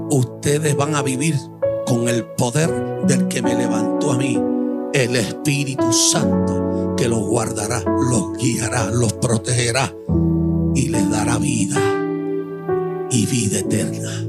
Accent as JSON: {"language": "Spanish", "country": "Puerto Rico", "moved": "yes", "said": "Hace un año y algo y pico que estoy aquí en Honrando me vine de Puerto Rico"}